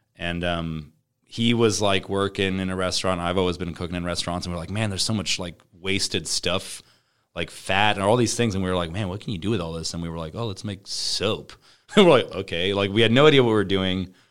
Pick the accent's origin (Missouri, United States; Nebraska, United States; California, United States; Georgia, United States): Nebraska, United States; Omaha; we're from Omaha